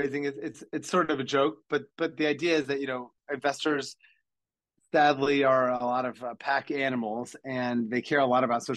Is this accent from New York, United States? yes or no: no; Ocean City, Maryland, United States; I'm from Ocean City, Maryland, which is a small mid-Atlantic beach resort town